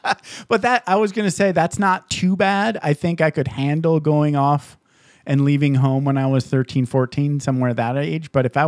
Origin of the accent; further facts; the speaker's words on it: Upper Peninsula of Michigan, United States; I grew up in snow in the Upper Peninsula of Michigan.